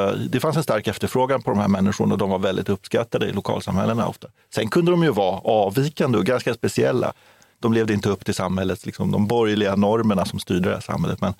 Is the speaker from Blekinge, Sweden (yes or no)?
yes; Karlskrona, Blekinge, Sweden; Ja, du har Karlskrona, min hemstad.